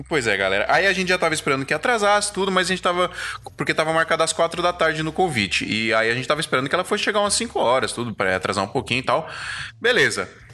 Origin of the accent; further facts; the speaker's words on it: Brazil; Nós somos brasileiros